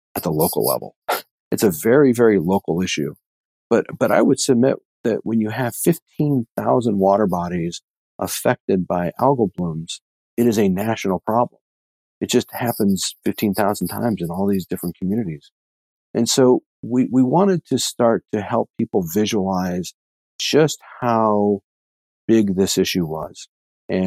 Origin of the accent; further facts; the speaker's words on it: United States; I grew up on Lake Erie